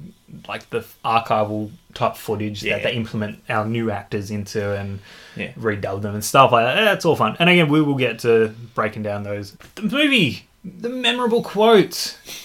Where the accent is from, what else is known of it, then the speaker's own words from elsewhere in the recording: Australia; accent: Australian; We're Australian.